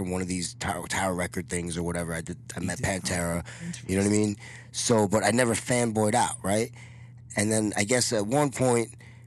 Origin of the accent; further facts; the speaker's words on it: New York, United States; I'm from New York